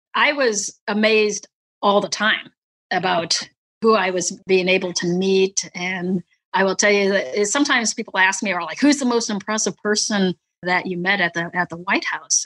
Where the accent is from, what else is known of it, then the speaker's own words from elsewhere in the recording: northern Wisconsin, United States; also born or lived in Vietnam / Clovis, New Mexico / San Antonio, Texas; we moved up to northern Wisconsin, where my mom was from. So we moved up to the house right across the street from my my grandma and grandpa mm. and that's where we grew up in a very very small town